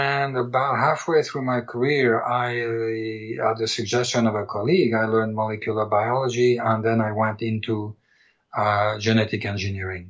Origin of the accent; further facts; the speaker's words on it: Paris, Île-de-France, France; moved away as an adult; also born or lived in Caen, France / Montreal, Canada; now in Canada; I was born and raised in Paris